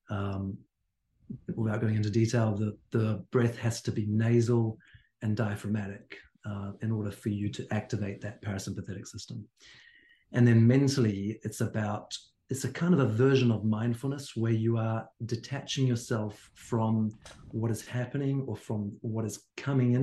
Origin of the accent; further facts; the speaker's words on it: Hawke's Bay, New Zealand; moved away; I'm from the Bay as well